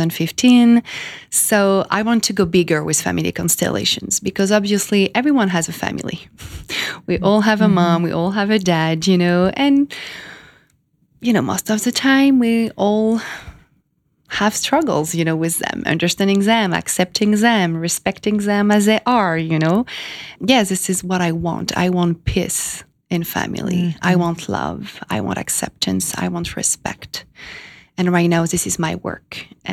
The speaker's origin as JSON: {"language": "English", "country": "France", "tie": "born or raised there", "also_born_or_lived": "Miami / California", "moved": "as an adult", "lives_now": "New York, United States", "said": "I was born in France 33 years ago"}